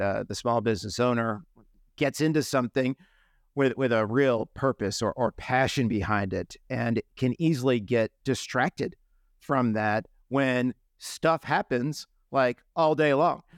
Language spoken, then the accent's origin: English; New England, United States; I'm from New England